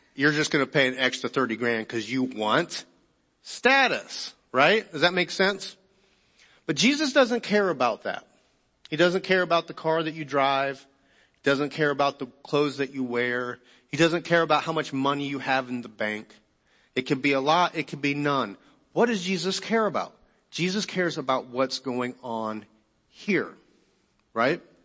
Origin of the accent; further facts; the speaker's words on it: United States; being American